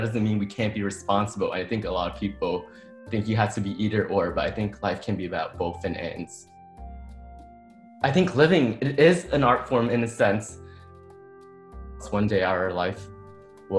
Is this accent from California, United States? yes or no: no; New York City, New York, United States; moved away as an adult; now in Portland, United States; I'm originally from the Bronx, New York, but I moved to Portland 3.5 years ago